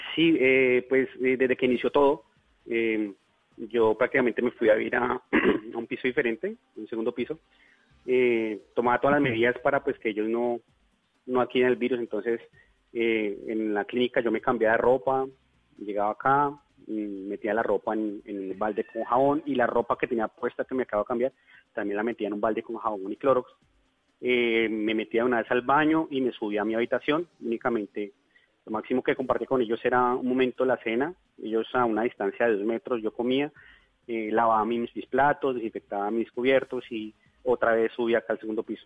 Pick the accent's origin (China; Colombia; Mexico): Colombia; Bogotá; moved away as an adult; now in Leticia, Colombia; yo soy bogotano, pero hace aproximadamente unos nueve años me radiqué aquí